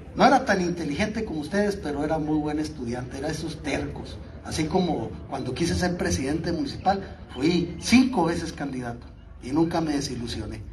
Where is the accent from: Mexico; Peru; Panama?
Mexico; Sonoita, Sonora; also born or lived in San Luis Río Colorado, Sonora; yo nací en San Luis y me quería en Sonoita. Y ahí estuve en la secundaria